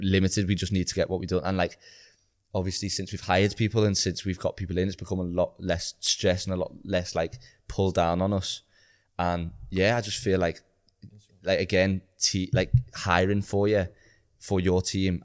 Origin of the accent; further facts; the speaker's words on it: Liverpool, North West England, United Kingdom; I was like, "Oh, Liverpool."